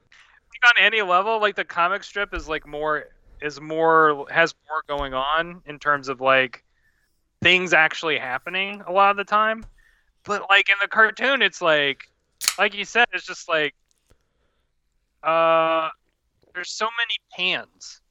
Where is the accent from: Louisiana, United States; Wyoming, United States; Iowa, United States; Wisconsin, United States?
Louisiana, United States; I'm from Louisiana